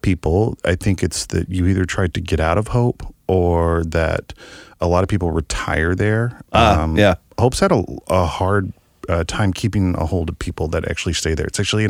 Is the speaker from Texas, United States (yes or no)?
no; Hope, Arkansas, United States; moved away; I grew up in Hope, Arkansas.